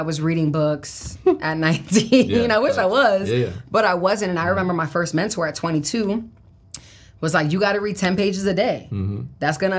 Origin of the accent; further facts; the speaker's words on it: Brooklyn, New York, United States; Yeah, I mean, I'm from Brooklyn, New York, born and raised